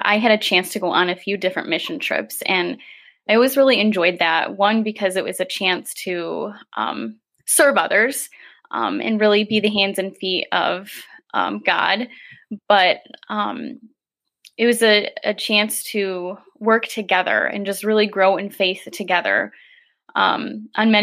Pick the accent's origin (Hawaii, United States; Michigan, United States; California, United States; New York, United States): Michigan, United States; Grand Haven; I have been born and raised in Grand Haven